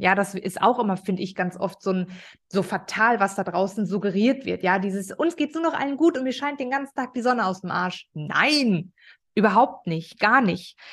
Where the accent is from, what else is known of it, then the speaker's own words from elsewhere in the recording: Ruhr area, North Rhine-Westphalia, Germany; ich komme aus dem Ruhrpott. Ich bin eine absolute Ruhrpott-Göre